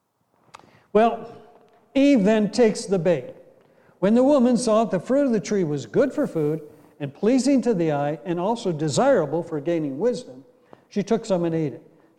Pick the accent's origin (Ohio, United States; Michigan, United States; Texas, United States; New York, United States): Ohio, United States; Ashtabula; moved away; I grew up in Ashtabula, Ohio